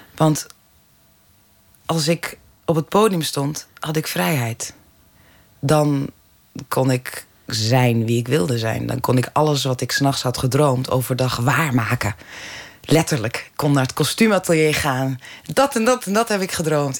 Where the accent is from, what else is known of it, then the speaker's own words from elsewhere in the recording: Zaandam, North Holland, Netherlands; also born or lived in Amsterdam; ik ben in Amsterdam geboren, in Zaandam opgegroeid